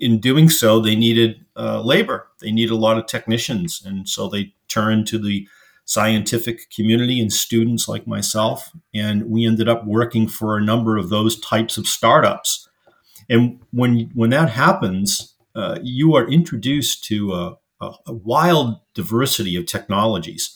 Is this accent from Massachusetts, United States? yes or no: yes; Boston, Massachusetts, United States; I was born and raised in Boston, Massachusetts.